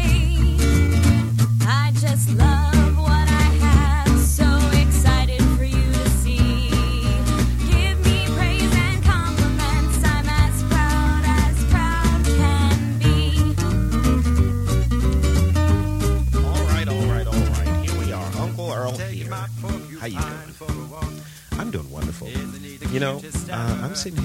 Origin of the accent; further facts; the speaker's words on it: New York City, New York, United States; I'm a city boy. I grew up in New York City